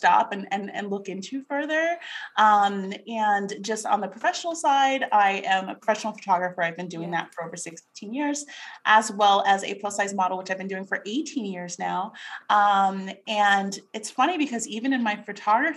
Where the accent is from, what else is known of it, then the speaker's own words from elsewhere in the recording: New York, United States; moved away as an adult; also born or lived in Carlsbad, California; now in Tulsa, United States; So I am a native New Yorker. And growing up in New York, I actually had kind of a traumatic childhood